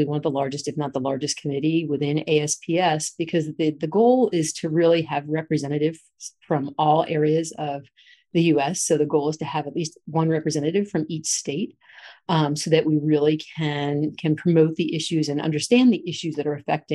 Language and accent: English; New Jersey, United States; now in North Carolina, United States; I'm from New Jersey.